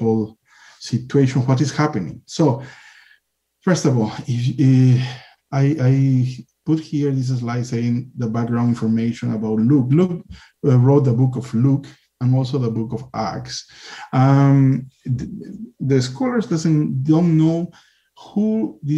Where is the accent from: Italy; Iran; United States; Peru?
Peru; I come from Peru. In Peru, we have the amen, hallelujah, after a prayer